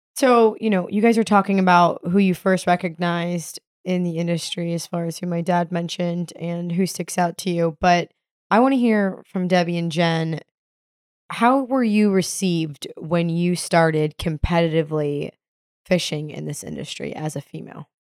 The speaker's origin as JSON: {"language": "English", "region": "the Florida Keys", "country": "United States", "tie": "born or raised there", "said": "growing up in the Keys"}